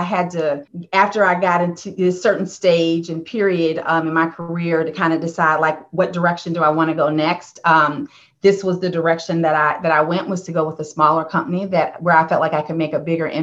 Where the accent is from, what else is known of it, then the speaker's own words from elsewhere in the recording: Indiana, United States; also born or lived in Ohio; I grew up in the Midwest in Indiana